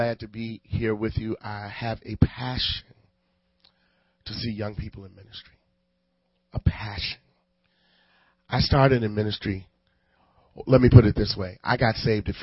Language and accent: English; Chicago, Illinois, United States; I was from Cabrini Green